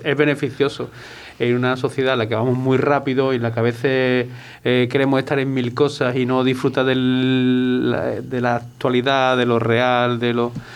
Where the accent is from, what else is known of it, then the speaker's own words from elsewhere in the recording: Córdoba, Andalusia, Spain; now in Málaga, Spain; yo soy cordobés